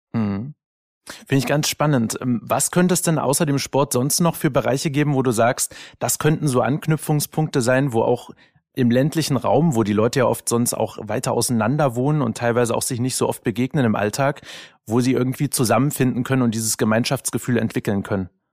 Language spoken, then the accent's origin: German; Dresden, Saxony, Germany; bin ja in Dresden geboren. Ich darf das als gebürtiger Sachse